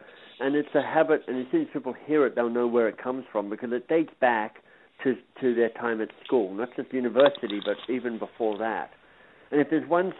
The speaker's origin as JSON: {"language": "English", "country": "Australia", "tie": "born or raised there", "also_born_or_lived": "England / Boston, United States", "moved": "yes", "lives_now": "Toronto, Canada", "said": "I'm Australian by birth. I lived and worked in England for a while. I lived in the States and Boston for a while."}